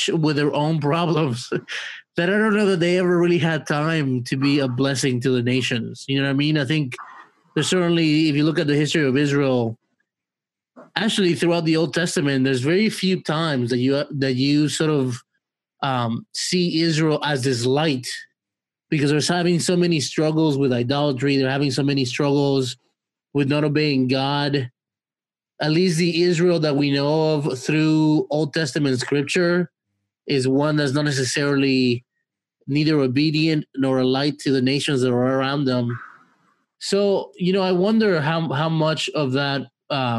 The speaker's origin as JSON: {"language": "English", "country": "Mexico", "moved": "yes", "lives_now": "United States", "said": "I'm from Mexico"}